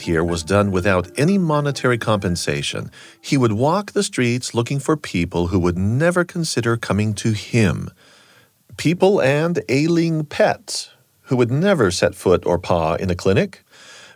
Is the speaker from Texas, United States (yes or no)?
no; San Diego, California, United States; I grew up in San Diego